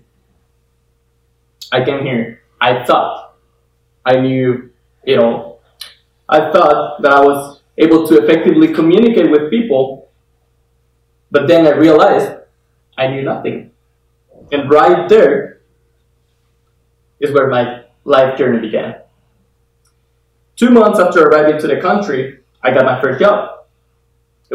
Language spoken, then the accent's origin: English; Guatemala; moved away as an adult; now in United States; I am from Guatemala, born and raised over there. I came to the US about 5 years